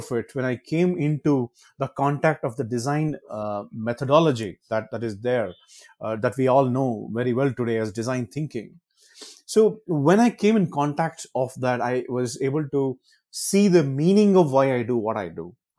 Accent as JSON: {"language": "English", "region": "Karnataka", "country": "India", "first_language": "Kannada", "said": "Fortunately, I speak Kannada. That is my mother tongue."}